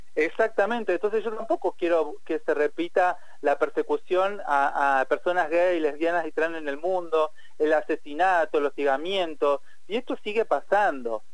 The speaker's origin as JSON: {"language": "Spanish", "country": "Argentina", "said": "en Argentina siempre decimos que más ESI"}